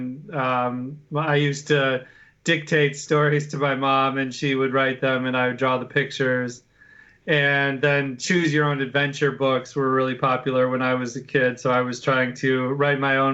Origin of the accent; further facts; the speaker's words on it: Saint Paul, Minnesota, United States; I grew up in St. Paul, the city, actually